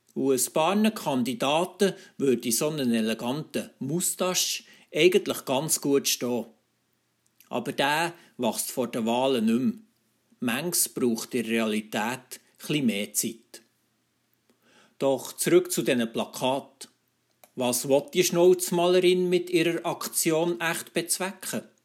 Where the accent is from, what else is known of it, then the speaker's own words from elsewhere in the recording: Switzerland; bei uns in der Schweiz